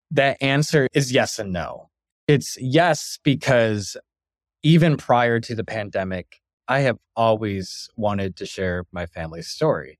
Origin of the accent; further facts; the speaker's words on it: Bad Axe, Michigan, United States; moved away as an adult; growing up in Bed Ex, Michigan for almost twenty years of my life